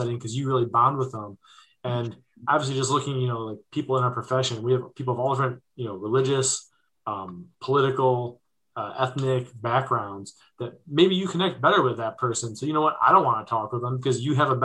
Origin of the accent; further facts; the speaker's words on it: Ohio, United States; my home state of Ohio